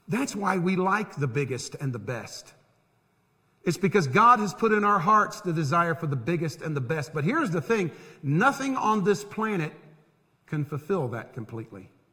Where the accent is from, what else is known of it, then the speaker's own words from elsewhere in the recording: Tampa, Florida, United States; moved away as an adult; now in Harrisburg, United States; I grew up in Tampa.